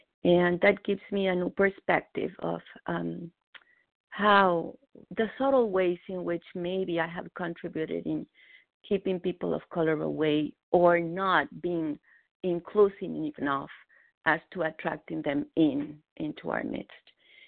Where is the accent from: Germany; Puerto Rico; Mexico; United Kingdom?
Mexico; moved away as an adult; now in Boston, United States; I was born in Mexico, but I've lived in Boston, from which I'm called, where I'm calling, for the last 23 years